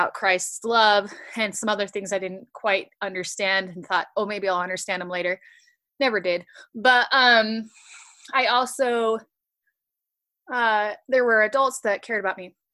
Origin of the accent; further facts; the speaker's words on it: Utah, United States; also born or lived in Washington; So I grew up in the church. I was born in Washington, and then we moved to Utah, all over Utah.